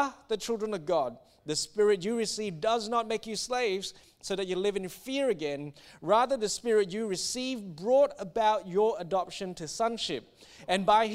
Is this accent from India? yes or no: no; Singapore; I grew up in Singapore